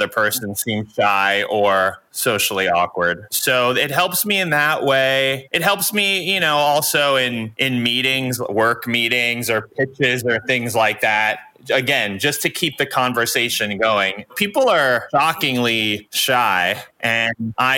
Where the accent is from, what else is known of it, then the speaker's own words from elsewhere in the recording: New York, United States; moved away as an adult; now in Los Angeles, United States; I grew up as a New Yorker.